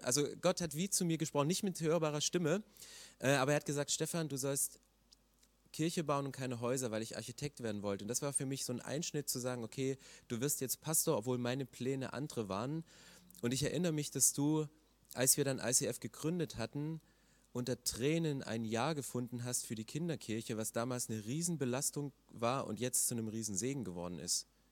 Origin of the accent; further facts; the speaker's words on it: eastern Germany, Germany; ich komme aus dem Osten